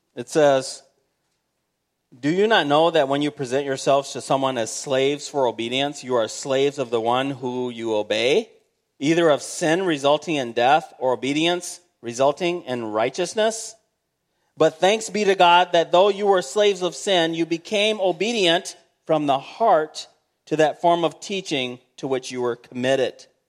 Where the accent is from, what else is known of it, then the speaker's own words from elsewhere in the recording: United States; being an American, we say, "Hey, I'm an American. I love my fellow Americans."